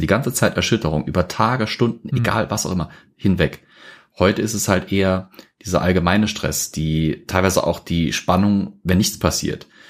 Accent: Germany; bei uns in Deutschland

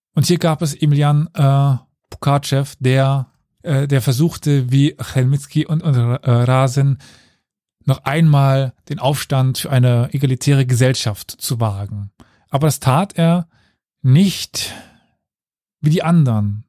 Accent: Saarland, Germany; Ich komme aus dem Saarland, ich kann, kenne den Unterschied zwischen Sch und Sch nicht

